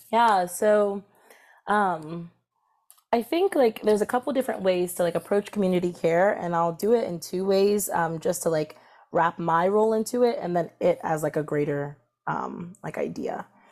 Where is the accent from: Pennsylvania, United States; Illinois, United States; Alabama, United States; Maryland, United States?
Maryland, United States; Columbia; also born or lived in Washington, D.C.; I was raised in Columbia, Maryland, which is a suburb between Baltimore and D C